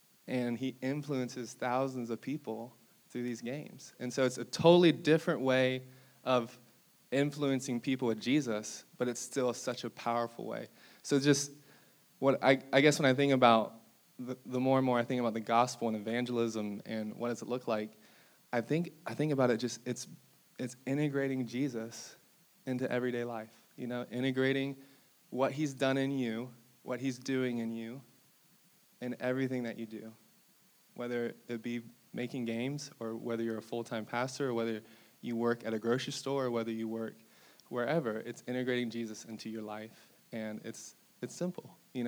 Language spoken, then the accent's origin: English; Brazil; born there; so I was like a missionary kid. I was born in Brazil.